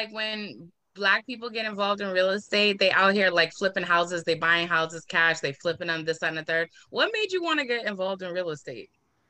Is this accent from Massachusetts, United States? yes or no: yes; Boston, Massachusetts, United States; also born or lived in Four Corners, Boston / Mattapan, Boston / Hyde Park, Boston / Roslindale, Boston; I'm from Roxbury, but I also lived in Four Corners. Like, you know what I'm saying? Like, I've also lived in Mattapan, I've lived in Hyde Park, I've lived in Roslindale.